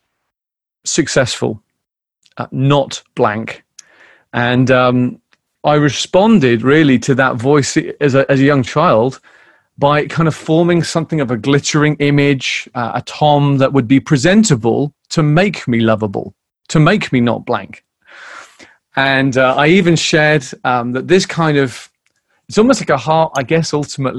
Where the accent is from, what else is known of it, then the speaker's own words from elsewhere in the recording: United Kingdom; being British